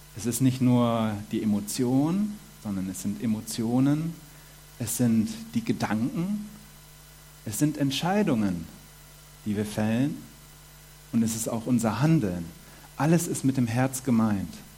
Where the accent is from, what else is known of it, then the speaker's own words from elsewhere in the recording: Germany; moved away as an adult; now in Switzerland; Ich komme aus Deutschland, bin jetzt fünf Jahre in der Schweiz